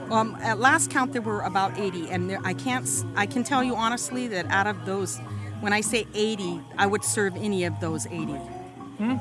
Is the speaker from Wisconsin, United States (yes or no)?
no; Los Angeles, California, United States; I grew up in Granada Hills, California, in the suburbs there, and in my little hometown